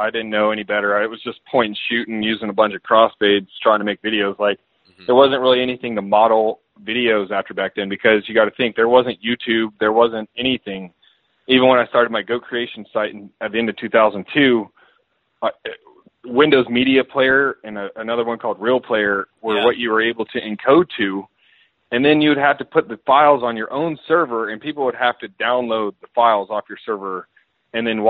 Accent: Georgia, United States; I grew up in Georgia

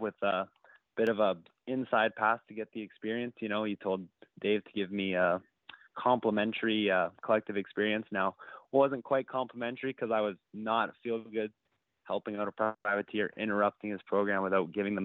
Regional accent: Canada; as a Canadian

